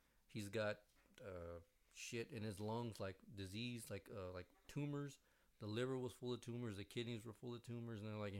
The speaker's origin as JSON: {"language": "English", "town": "Tampa", "region": "Florida", "country": "United States", "tie": "born or raised there", "said": "I was born in Tampa."}